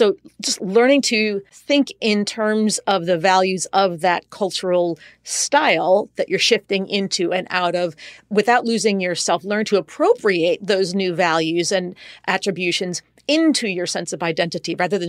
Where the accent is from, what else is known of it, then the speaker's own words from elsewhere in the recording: United States; first language en; I mean, English is my first language, Spanish is my second, which is not nearly as good as my English, but still, all things considered, fluent.